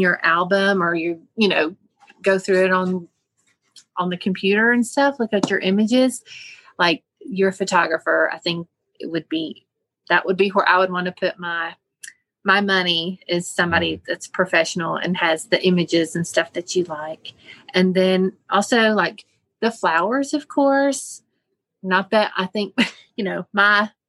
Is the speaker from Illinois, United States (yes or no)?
no; Weaverville, North Carolina, United States; So Weaverville, you know, went to North Buncombe High School